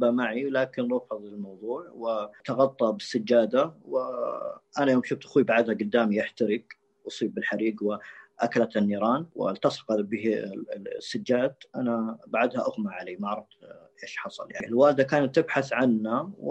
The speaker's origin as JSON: {"language": "Arabic", "country": "Saudi Arabia", "said": "وهذا يعتبر مستشفى الملك فيصل من اقوى المستشفيات عندنا في السعوديه"}